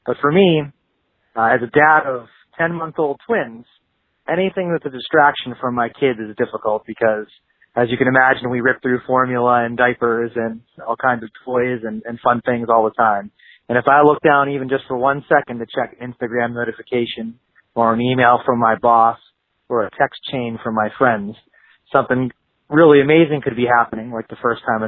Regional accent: Pittsburgh, Pennsylvania, United States; Hey, Joshua and Ryan … I'm from Pittsburgh, Pennsylvania.

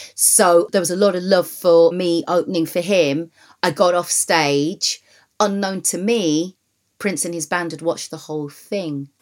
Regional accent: Wolverhampton, West Midlands, United Kingdom; moved away; being born and raised in Wolverhampton

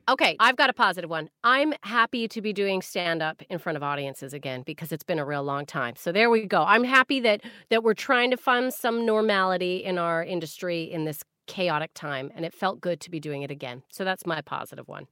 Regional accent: Canada; As a Canadian

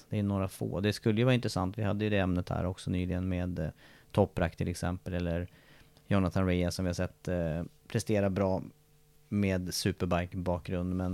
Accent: Sweden; Så hinner jag ju inte vänta på att jag ska bli mästare hemma i Sverige på någonting.

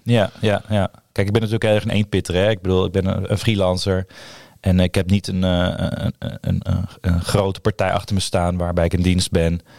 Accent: Purmerend, North Holland, Netherlands; Ik ben opgegroeid in Purmerend

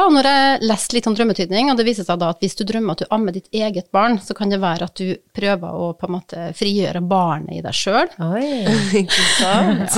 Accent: Kristiansund, Møre og Romsdal, Norway; Kristiansund, ja. som er byen der jeg kommer fra, som er fødeavdelinga der jeg ble født.

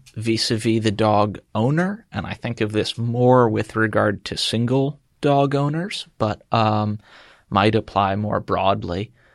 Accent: Chester County, Pennsylvania, United States; I'm from Chester County, Pennsylvania

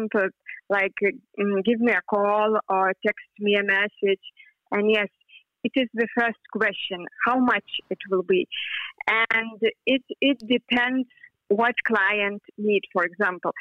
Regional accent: Lithuania; I am from Lithuania

